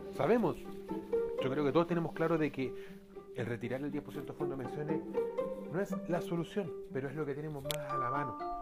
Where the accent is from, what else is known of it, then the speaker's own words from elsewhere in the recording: Chile; como pueblo chileno